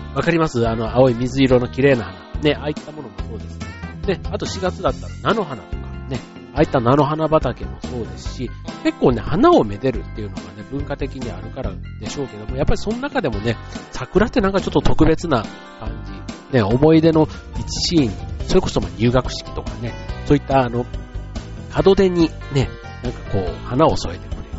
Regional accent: Osaka, Japan; now in Chiba, Japan; 出身地。僕の場合、大阪と

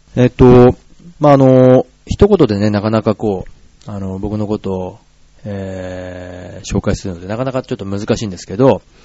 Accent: Gifu, Japan; born or raised there; moved away as an adult; now in Tokyo, Japan

